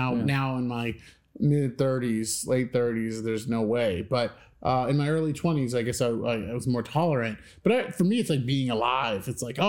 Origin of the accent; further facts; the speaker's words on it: Midwest, United States; so I'm from the Midwest. We're from the Midwest.